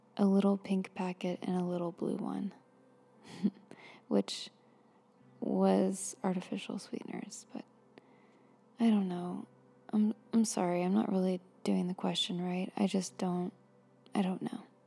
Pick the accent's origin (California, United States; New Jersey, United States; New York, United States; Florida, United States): Florida, United States; I grew up in Florida